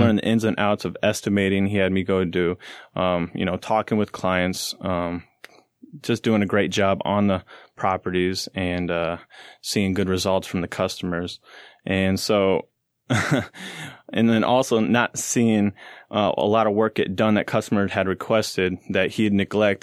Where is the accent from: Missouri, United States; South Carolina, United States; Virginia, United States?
Missouri, United States; St. Louis; I'm from Saint Louis